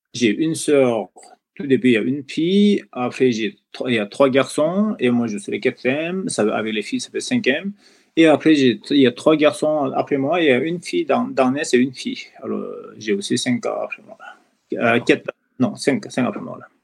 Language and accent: French; Koshi Province, Nepal; French is a second language; moved away as an adult; also born or lived in Europe; je suis originaire de Népal. Voilà, je suis né dans la Bali de, Bali de dans la région de Everest